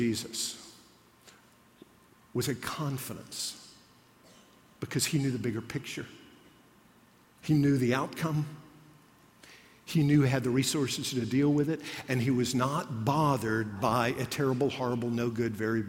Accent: Alabama, United States; I grew up in Alabama

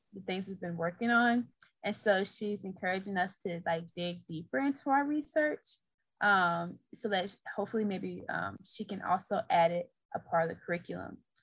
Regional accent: St. Louis, Missouri, United States; I'm from St. Louis, Missouri.

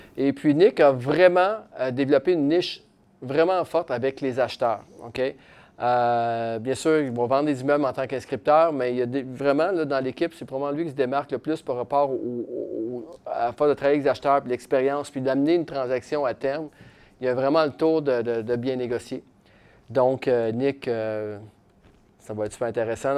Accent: Quebec City, Quebec, Canada; now in Shawinigan, Canada; moi je viens de Québec, j'habite à Shawinigan

